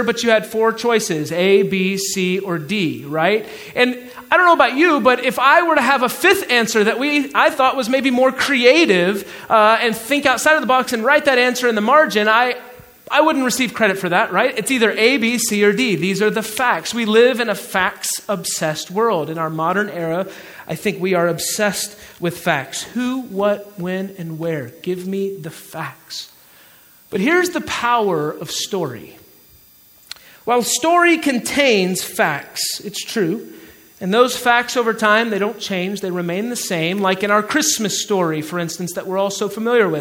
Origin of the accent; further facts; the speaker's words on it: Georgia, United States; accent: Southern; moved away; I'm from Georgia. We call it soda or Coke where I'm from